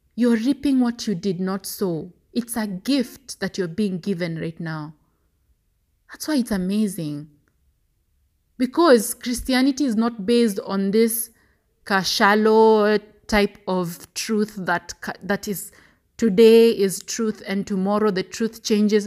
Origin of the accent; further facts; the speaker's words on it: Kenya; As a Kenyan